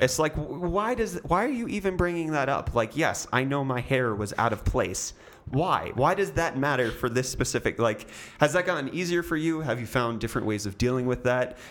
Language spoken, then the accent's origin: English; United States; accent: American; now in South Africa; I have an American accent